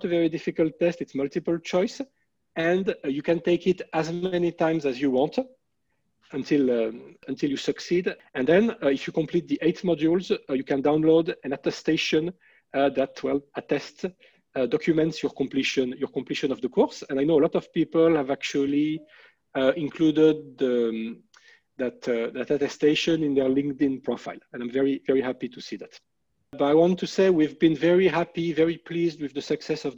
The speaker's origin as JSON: {"language": "English", "country": "France", "also_born_or_lived": "Philadelphia, United States", "second_language": "English", "moved": "as an adult", "lives_now": "Montreal, Canada", "said": "you may be able to tell by listening to my English that I'm from France"}